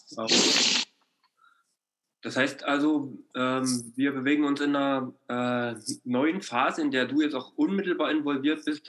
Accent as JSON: {"language": "German", "region": "East Germany", "country": "Germany", "also_born_or_lived": "Ore Mountains (Erzgebirge)", "said": "als, als Ostdeutscher"}